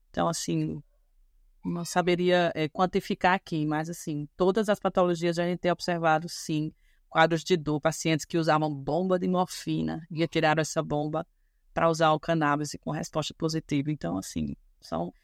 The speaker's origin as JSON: {"language": "Portuguese", "town": "João Pessoa", "region": "Paraíba", "country": "Brazil", "said": "sou daqui, sou da terra"}